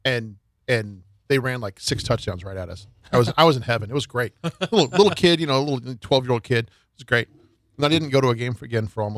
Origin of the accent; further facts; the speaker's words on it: Fremont, Nebraska, United States; I'm from Fremont